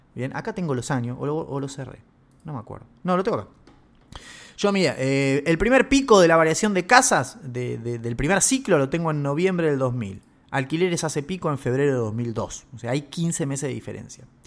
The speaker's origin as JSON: {"language": "Spanish", "country": "Argentina", "said": "Nosotros somos los argentinos"}